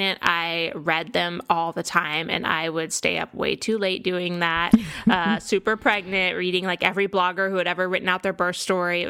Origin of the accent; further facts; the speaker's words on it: Houston, Texas, United States; also born or lived in Austin, Texas; I grew up in Texas, in Houston